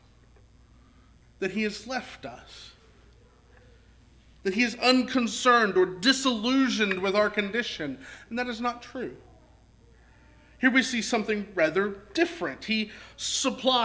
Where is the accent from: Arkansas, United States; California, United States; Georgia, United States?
Arkansas, United States; Texarkana; I grew up in Southwest Arkansas. Grew up in Texarkana